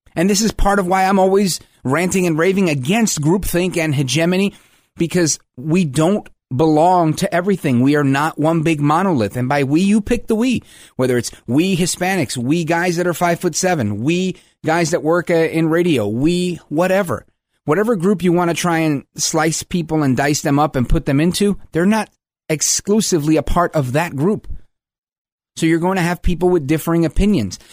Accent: New York, United States; I'm from New York

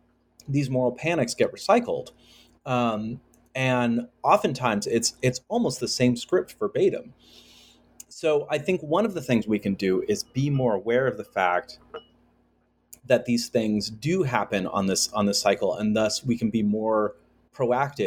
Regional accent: United States; growing up in the United States

